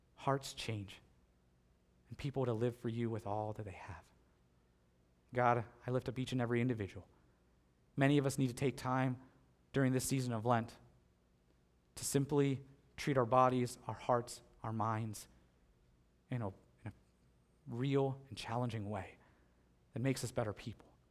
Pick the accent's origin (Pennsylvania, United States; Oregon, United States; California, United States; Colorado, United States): Pennsylvania, United States; moved away as an adult; now in North Collins, United States; I grew up in Pennsylvania.